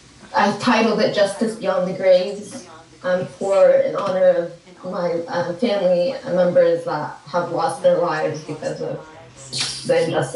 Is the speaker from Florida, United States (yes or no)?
no; Kentucky, United States; I am in Kentucky. I'm from Kentucky.